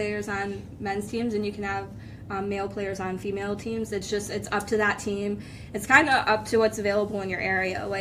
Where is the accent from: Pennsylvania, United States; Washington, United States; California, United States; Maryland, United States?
Pennsylvania, United States; Jessup; I'm from Jessup, so not actually too far from here